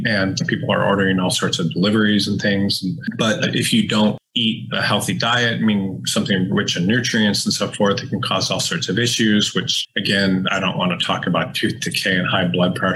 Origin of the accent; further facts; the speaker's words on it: Detroit, Michigan, United States; growing up in Detroit